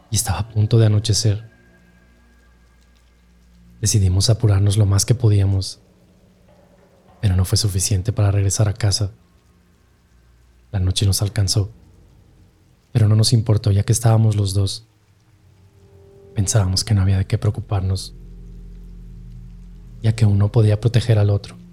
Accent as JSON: {"language": "Spanish", "town": "Boca del Río", "region": "Veracruz", "country": "Mexico", "said": "les tengo que aclarar que yo soy de Veracruz, de Boca del Río. Y pues esa tradición de que siempre nos llevaban con mi abuelo a la Sierra de Oaxaca"}